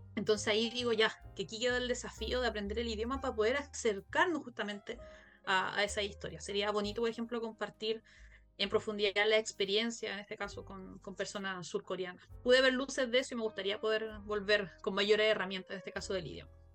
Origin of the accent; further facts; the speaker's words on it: Chile; soy de Chile